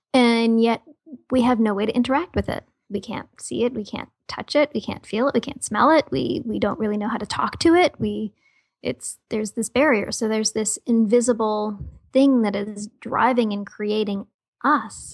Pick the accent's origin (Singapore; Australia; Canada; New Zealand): Canada; Toronto, Ontario; born and raised in Toronto, Canada